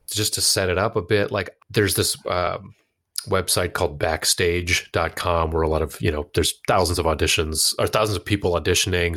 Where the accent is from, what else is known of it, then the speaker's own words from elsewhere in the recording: United States; also born or lived in Pakistan; now in Boston, United States; to cement an identity as a, a Pakistani American that was independent of my family